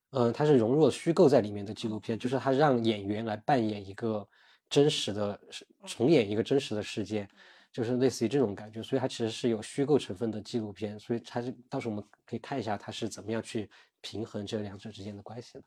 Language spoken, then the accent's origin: Chinese; China; also born or lived in Beijing; 肯定效率没有我们中国人快了